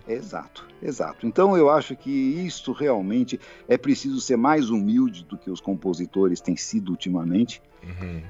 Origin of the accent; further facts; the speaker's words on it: Brazil; sou brasileiro